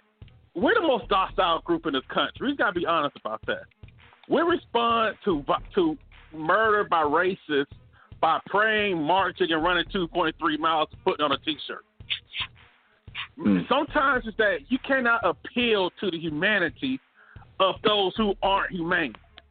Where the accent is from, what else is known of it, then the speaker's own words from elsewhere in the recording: Alabama, United States; I'm from Alabama, too.